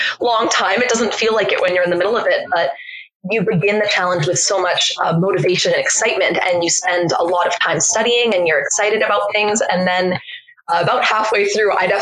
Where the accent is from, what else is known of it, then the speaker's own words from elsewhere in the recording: Canada; I'm Canadian. Therefore, I grew up learning French in school